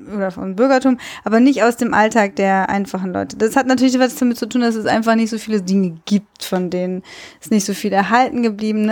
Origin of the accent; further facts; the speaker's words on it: Cologne, North Rhine-Westphalia, Germany; ich bin in Köln groß geworden